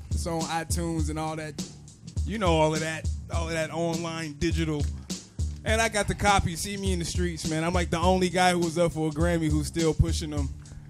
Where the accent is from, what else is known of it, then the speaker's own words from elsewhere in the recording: East Coast, United States; Hey, to be honest with you, I grew up mainly on East Coast, so I gotta go ….